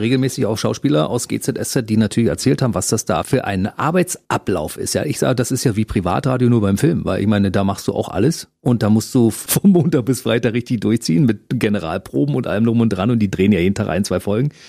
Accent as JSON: {"language": "German", "region": "Berlin", "country": "Germany", "tie": "born or raised there", "moved": "as an adult", "lives_now": "Potsdam, Germany", "said": "Ich komme aus Kaulsdorf."}